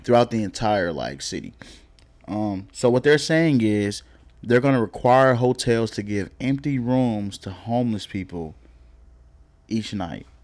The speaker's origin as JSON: {"language": "English", "region": "Oklahoma", "country": "United States", "also_born_or_lived": "Texas", "moved": "yes", "lives_now": "Dallas, United States", "said": "I'm from Oklahoma"}